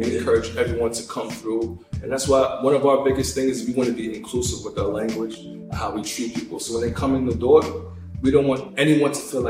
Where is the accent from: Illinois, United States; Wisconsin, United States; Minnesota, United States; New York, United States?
New York, United States; New York City; I live in the Bronx. You from the Bronx? Yeah, I'm from Highbridge.